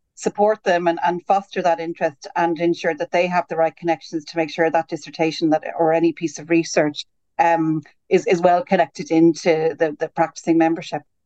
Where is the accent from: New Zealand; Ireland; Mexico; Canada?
Ireland; moved away as an adult; also born or lived in Birmingham, United Kingdom / Switzerland; now in United Kingdom; as an Irish graduate, I came over to the UK first in 2010